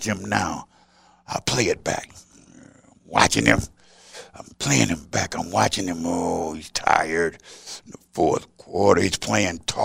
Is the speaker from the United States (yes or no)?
yes; Houston, Texas, United States; I'm a Texan